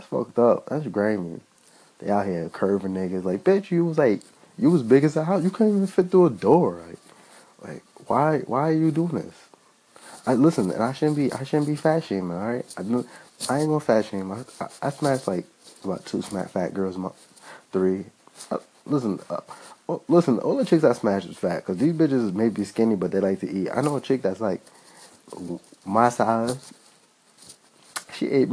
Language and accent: English; New York City, New York, United States; I'm from Brooklyn